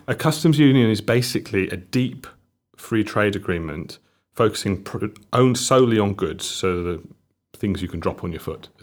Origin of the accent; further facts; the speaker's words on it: Llanelli, Wales, United Kingdom; I'm from Llanelli, um, a town, a town in South Wales on, mm. on, on the coast